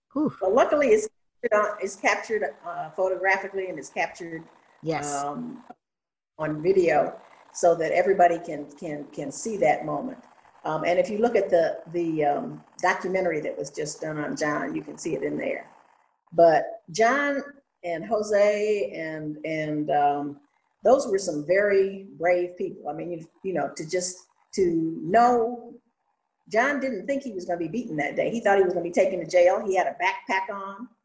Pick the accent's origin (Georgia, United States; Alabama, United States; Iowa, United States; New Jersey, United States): Georgia, United States; Atlanta; I grew up in Atlanta in during the civil rights movement